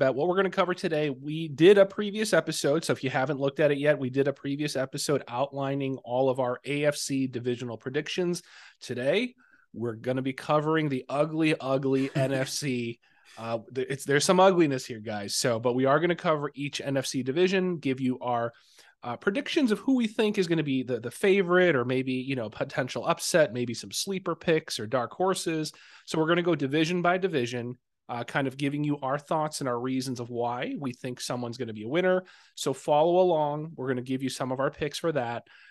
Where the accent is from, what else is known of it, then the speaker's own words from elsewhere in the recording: Chicago, Illinois, United States; I'm from the Chicago area, I've lived in the city, I've lived in the suburbs